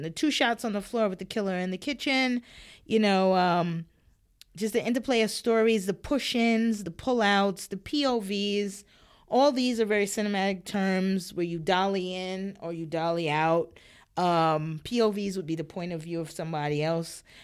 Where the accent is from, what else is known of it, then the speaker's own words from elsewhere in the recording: New York, United States; I was born and raised in New York